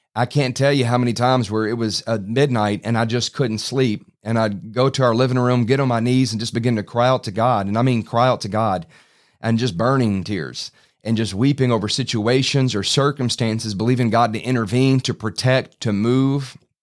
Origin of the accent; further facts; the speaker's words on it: Baton Rouge, Louisiana, United States; I grew up in Baton Rouge